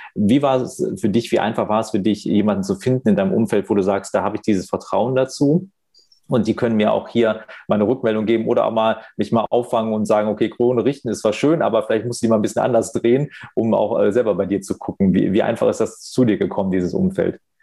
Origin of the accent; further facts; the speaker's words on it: Wuppertal, North Rhine-Westphalia, Germany; in meiner Geburtsstadt in Wuppertal